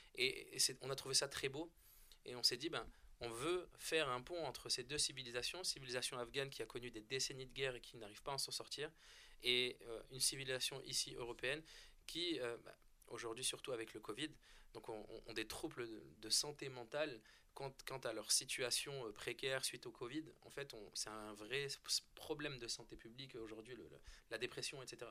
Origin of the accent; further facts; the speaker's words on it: France; On est français, on est né en France